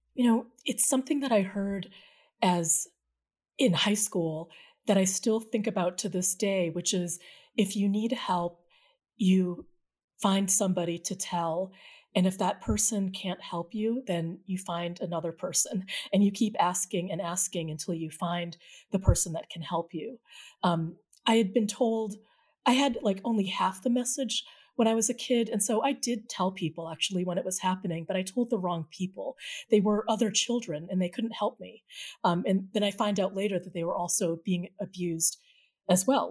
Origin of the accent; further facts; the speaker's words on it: New England, United States; the Filipino-American community as I experienced it growing up in New England in the seventies and eighties